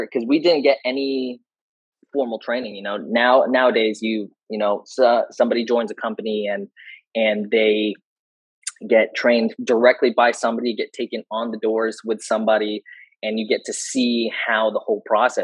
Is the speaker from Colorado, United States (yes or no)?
no; San Diego, California, United States; I'm from San Diego.